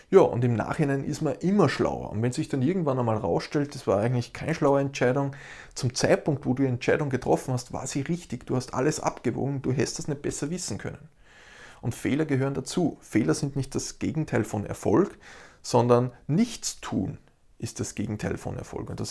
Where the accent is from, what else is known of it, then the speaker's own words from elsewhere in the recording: Austria; Ich als Österreicher will beispielsweise nach Hamburg fliegen.